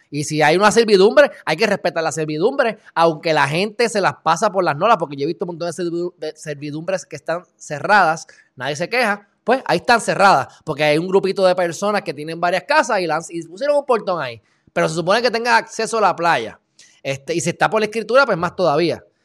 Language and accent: Spanish; Puerto Rico; Nosotros como puertorriqueños